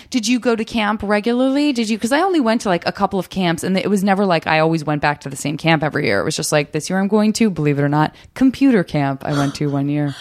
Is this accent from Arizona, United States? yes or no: yes; Arizona, United States; I'm from Arizona